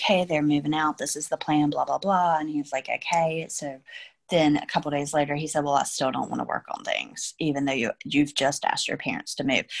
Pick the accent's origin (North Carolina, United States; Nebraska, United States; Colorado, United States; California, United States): North Carolina, United States; moved away as an adult; now in Florida, United States; we're both from North Carolina